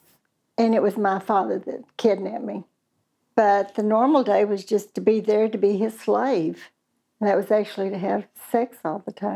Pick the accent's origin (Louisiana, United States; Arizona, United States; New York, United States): Arizona, United States; Flagstaff; born there; Okay, I was born in Flagstaff, Arizona, November the 5th, 1946.